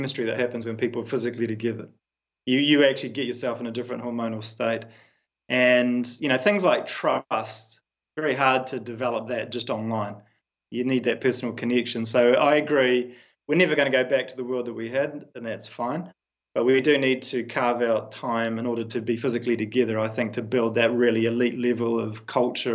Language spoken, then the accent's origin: English; New Zealand; as a New Zealander